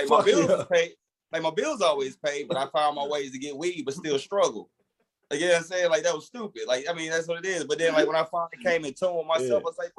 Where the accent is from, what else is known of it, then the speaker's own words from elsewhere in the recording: Milwaukee, Wisconsin, United States; moved away; also born or lived in Alabama / Tennessee; I'm from Milwaukee, Wisconsin